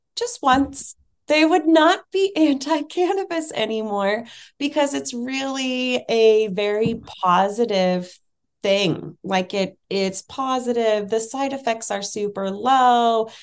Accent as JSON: {"language": "English", "area": "Bay Area", "region": "California", "country": "United States", "tie": "born or raised there", "said": "I grew up in the Bay Area in California."}